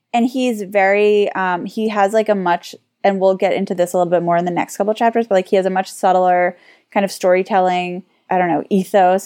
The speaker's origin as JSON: {"language": "English", "country": "United States", "said": "we're American"}